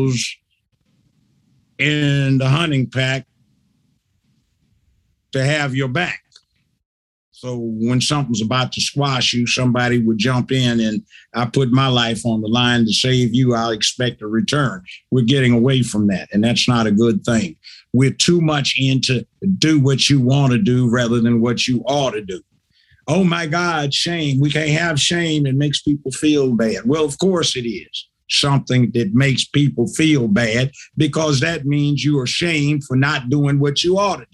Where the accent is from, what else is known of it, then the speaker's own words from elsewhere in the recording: Los Angeles, California, United States; moved away as an adult; now in Tennessee, United States; I grew up in South Central Los Angeles.